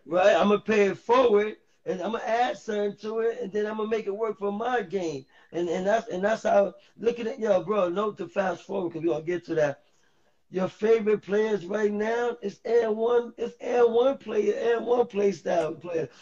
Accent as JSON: {"language": "English", "town": "New York City", "region": "New York", "country": "United States", "tie": "born or raised there", "also_born_or_lived": "Harlem, New York City / Bronx, New York City", "said": "I moved to the Bronx in the third grade"}